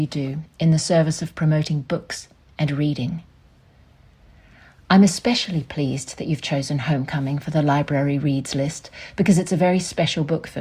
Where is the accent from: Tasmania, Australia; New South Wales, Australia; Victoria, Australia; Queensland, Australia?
Queensland, Australia; Tamborine Mountain; Growing up on Tambourine Mountain, a small, misty village in the beautiful subtropical rainforest of southeast Queensland